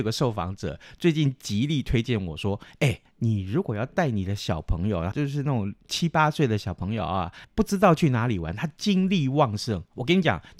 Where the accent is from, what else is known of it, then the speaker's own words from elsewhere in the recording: Taiwan; 我们台湾人不讲四